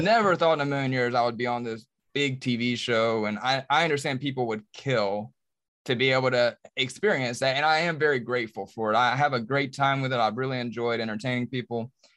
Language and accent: English; Charlotte, North Carolina, United States; I was born and raised in Charlotte, I'm about to turn forty-two